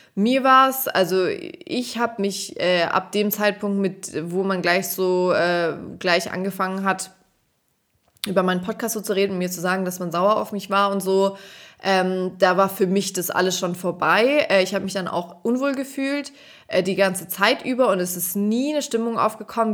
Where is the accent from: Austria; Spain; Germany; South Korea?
Germany; Swabia; accent: Swabian; moved away; wenn ich zu Hause bin, rede ich halt Schwäbisch